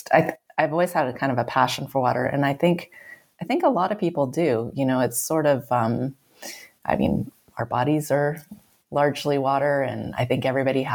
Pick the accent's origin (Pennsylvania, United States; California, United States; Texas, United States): California, United States; I grew up in California